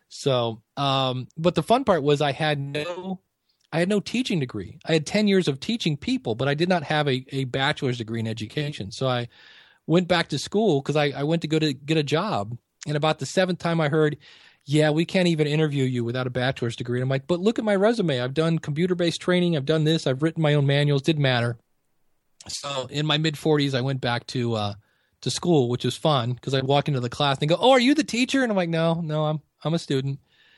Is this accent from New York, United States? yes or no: no; Akron, Ohio, United States; I'm born and raised in Akron, Ohio